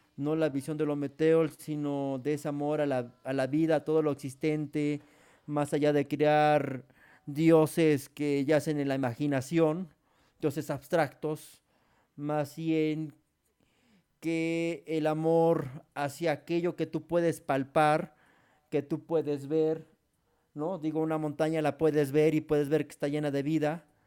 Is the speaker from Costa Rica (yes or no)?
no; Mexico; en nuestro país